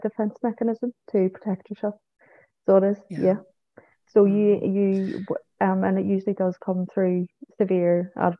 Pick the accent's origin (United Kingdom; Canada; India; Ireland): United Kingdom; Manchester, North West England; born there; now in Belfast, United Kingdom; Obviously, it's my home now too, but I was born in Manchester.